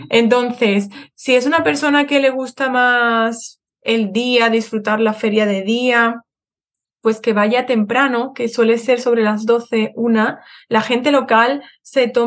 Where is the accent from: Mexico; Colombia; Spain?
Spain; Madrid, Community of Madrid; yo cuando era pequeña vivía en, en Madrid